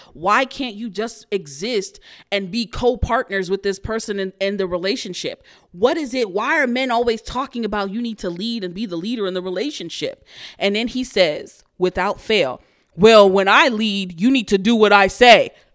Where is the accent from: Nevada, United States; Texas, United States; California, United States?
Texas, United States; Houston; I'm from Houston, Texas